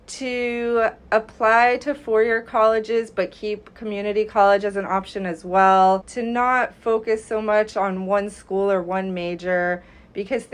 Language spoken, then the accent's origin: English; New York, United States; also born or lived in Delaware; I grew up in New York, and I applied to several colleges